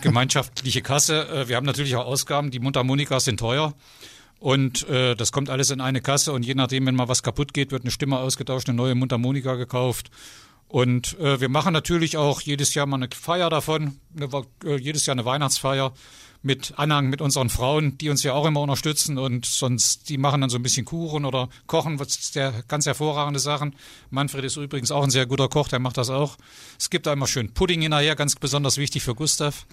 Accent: Ziegenhagen, Hesse, Germany; moved away as an adult; now in Oberode, Germany; ich komme also aus Ziegenhagen und bin da geboren, bin mittlerweile Grenzgänger geworden vor zig Jahren, habe geheiratet nach Oberrode rüber

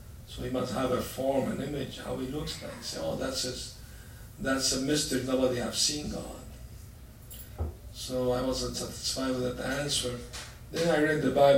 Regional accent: Aleppo, Aleppo Governorate, Syria; moved away; I was born in Aleppo, Syria, Middle East.

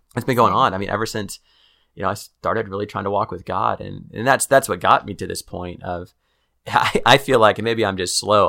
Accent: Kansas City, United States; moved away as an adult; now in Waco, United States; I'm from Kansas City

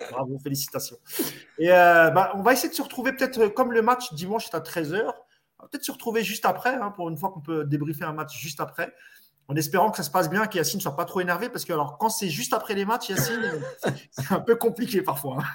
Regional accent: Marrakech, Marrakesh-Safi, Morocco; chez moi à Marrakech

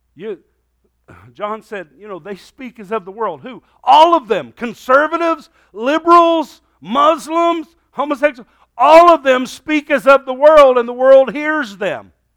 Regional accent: United States; Thank God I'm an American

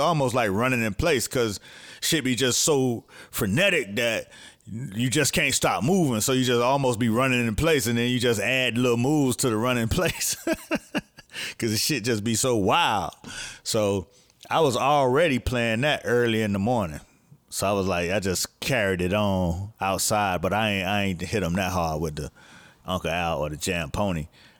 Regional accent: Miami, Florida, United States; but I'm from Miami, I don't want to play my shit, you know what I'm saying?

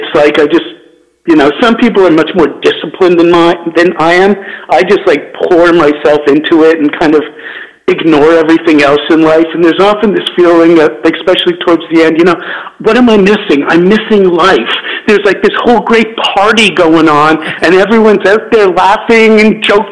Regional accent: Canada; also born or lived in United States; now in Southern California, United States; I am Canadian

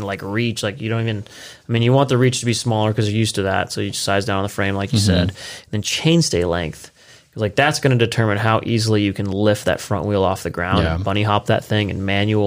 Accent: Southern California, United States; we're all from Southern California and we all have some bit of Spanish knowledge.

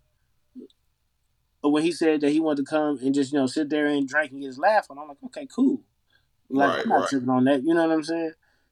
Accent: Las Vegas, Nevada, United States; I'm from Vegas

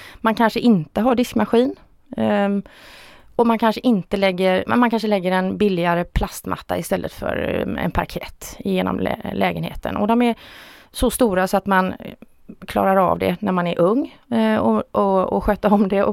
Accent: Stenungsund, Västra Götaland, Sweden; jag är född och uppvuxen i Stenungsund. Jag har aldrig flyttat från Stenungsund

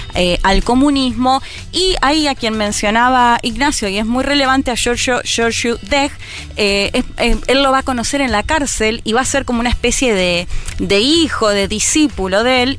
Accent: Argentina; como lo vivimos como argentinos y argentinas

